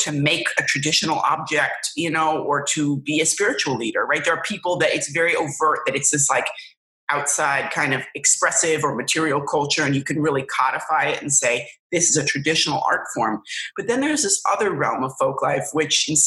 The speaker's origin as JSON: {"language": "English", "town": "New York City", "region": "New York", "country": "United States", "tie": "born or raised there", "said": "I grew up in New York City and the surrounding counties"}